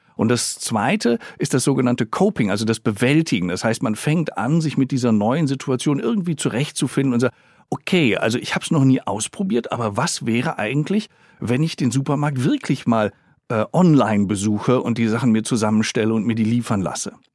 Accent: Germany; hier bei uns in Deutschland

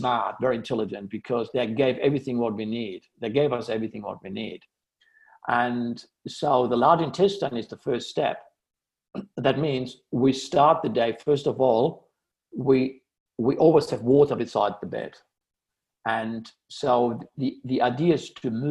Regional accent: Amsterdam, North Holland, Netherlands; I grew up in Amsterdam

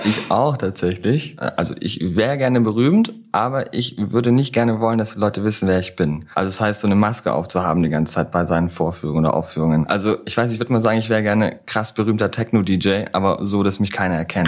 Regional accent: Germany; aufgewachsen am Bodensee, da auch geboren.

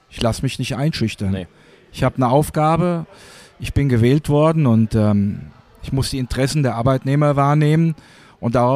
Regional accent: Hesse, Germany; Ich bin hier in Hessen aufgewachsen. Hier waren überall Garnisonen.

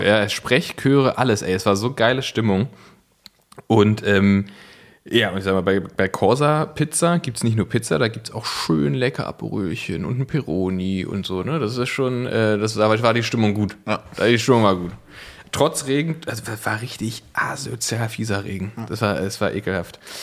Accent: Berlin, Germany; bin ich Berliner Original. Ähm, ich bin, nee, ich bin tatsächlich von hier, bin immer hier gewesen.

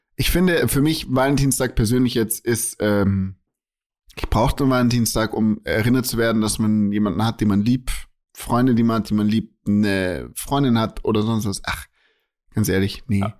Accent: Germany; bei uns in Deutschland

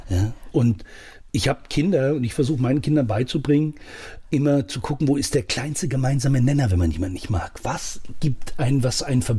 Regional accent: Saudi Arabia; now in Germany; Ich bin im Ausland aufgewachsen. Und wenn ich jetzt einfach als Deutscher da drin geblieben wäre, ich hätte auch in meinem Camp bleiben können, hätte in Saudi-Arabien mein, mein Schweinefleisch essen können

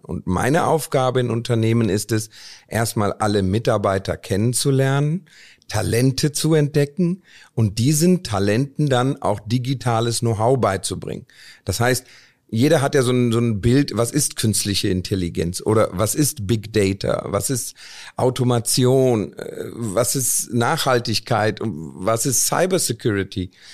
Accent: Cologne, North Rhine-Westphalia, Germany; moved away as an adult; also born or lived in India / Stuttgart; ich komme aus Indien, bin mit vier Jahren nach Deutschland gekommen, habe dann in Köln, bin ich in Köln aufgewachsen

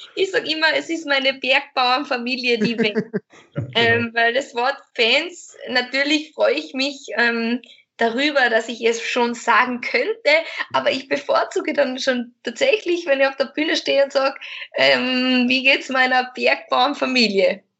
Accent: Lesachtal, Carinthia, Austria; in Kärnten, da wo ich herkomme, das Bundesland

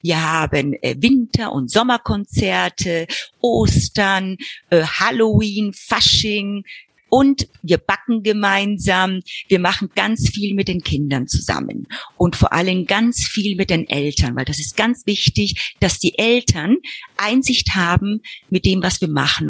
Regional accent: Argentina; moved away as an adult; also born or lived in Buenos Aires; now in Frankfurt, Germany; Ich bin dann in Argentinien geboren, dort aufgewachsen

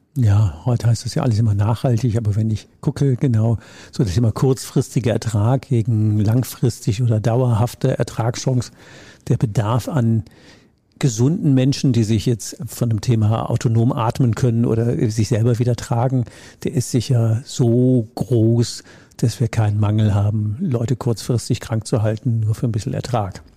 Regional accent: Rhineland, Germany; Ich komme ja aus dem Rheinland

